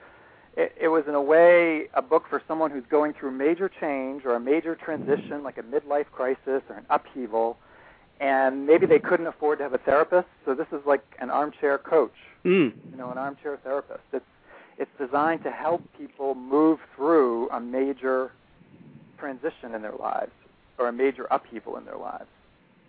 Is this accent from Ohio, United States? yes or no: no; Boston, Massachusetts, United States; I'm from Boston